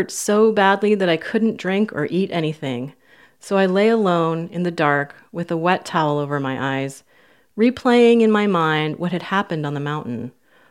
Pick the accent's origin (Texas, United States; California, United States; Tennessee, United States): California, United States; I went back to my hometown in California